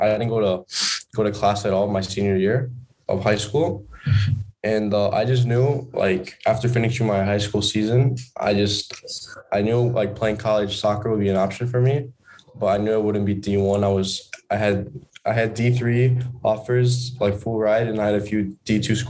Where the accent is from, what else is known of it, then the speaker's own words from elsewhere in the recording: United States; moved away as an adult; now in Spain; I've been growing up in the States my whole life